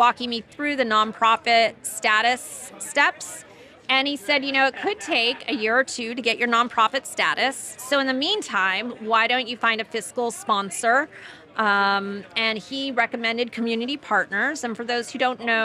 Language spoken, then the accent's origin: English; Los Angeles, California, United States; moved away as an adult; also born or lived in New York; So I'm from the Valley. I grew up in the Valley. I love the Valley. I'm an OG Valley girl.